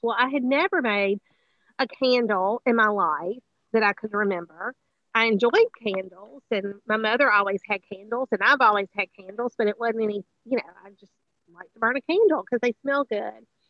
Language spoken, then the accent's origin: English; Greenville, Mississippi, United States; we got settled back here, you know, in Greenville, which is the Delta's my hometown